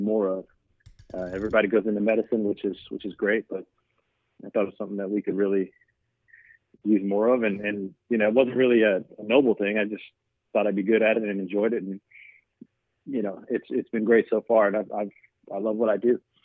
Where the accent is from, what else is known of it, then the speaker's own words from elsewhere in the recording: the South, United States; I'm from the South